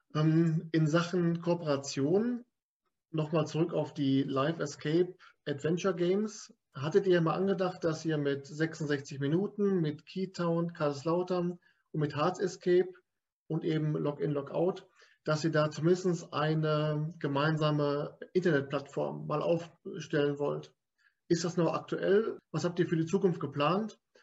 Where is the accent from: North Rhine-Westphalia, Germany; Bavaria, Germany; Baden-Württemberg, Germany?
North Rhine-Westphalia, Germany; Lippstadt; Ich bin ja aus Lippstadt